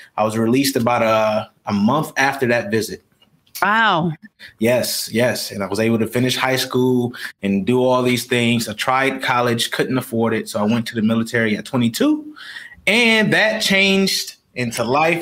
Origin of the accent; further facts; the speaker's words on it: Rochester, New York, United States; now in Houston, United States; I grew up in Rochester, New York, as I stated, uh, in uh, in poverty